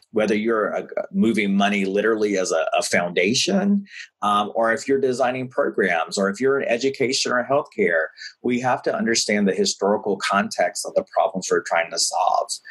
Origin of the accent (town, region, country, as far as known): the South, United States; born or raised there; now in New York City, United States